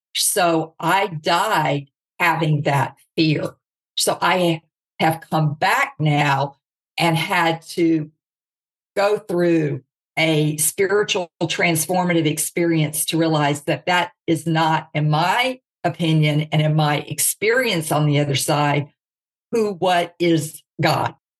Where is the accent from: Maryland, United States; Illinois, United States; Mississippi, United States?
Mississippi, United States; Jackson; I was raised in the South. Okay. So you've got the Bible Belt, Jackson, Mississippi